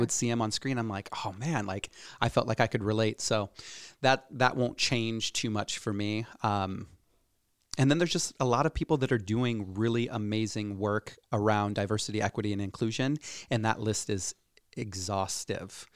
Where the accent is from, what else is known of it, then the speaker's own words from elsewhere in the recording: Cedar Rapids, Iowa, United States; born and raised in Cedar Rapids, Iowa.